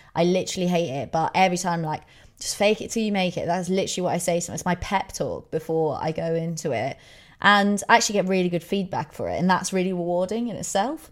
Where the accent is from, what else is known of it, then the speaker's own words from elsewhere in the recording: England, United Kingdom; we're English